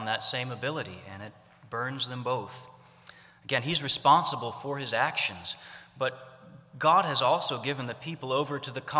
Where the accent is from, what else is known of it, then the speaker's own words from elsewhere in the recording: Ohio, United States; I grew up in Ohio